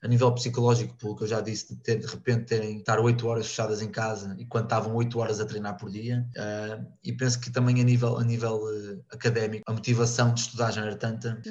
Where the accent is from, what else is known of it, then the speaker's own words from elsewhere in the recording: Porto, Norte, Portugal; moved away as an adult; now in Rio Maior, Portugal; venho do Porto, neste momento estou em Rio Maior